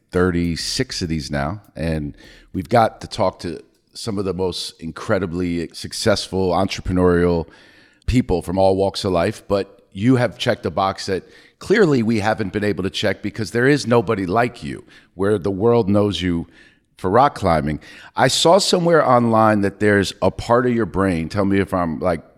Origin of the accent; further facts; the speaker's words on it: New York, United States; I grew up in New York